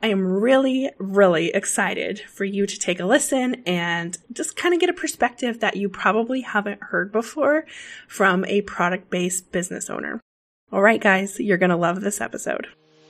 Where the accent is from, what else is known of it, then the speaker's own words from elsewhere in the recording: Pacific Northwest, United States; I'm from the Pacific Northwest